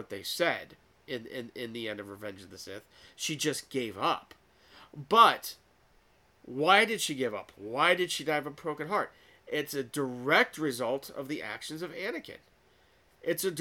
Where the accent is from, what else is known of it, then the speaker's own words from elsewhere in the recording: United States; I was born in America